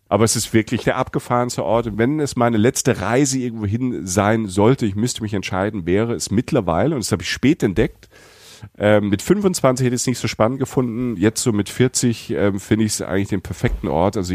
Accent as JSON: {"language": "German", "region": "Rhineland-Palatinate", "country": "Germany", "said": "ich komme aus der Pfalz, ich, ne, ich komme vom Land, ich stehe auf Teilchen. Ihr wisst, was Teilchen, bei uns heißt es Kaffeestückscher."}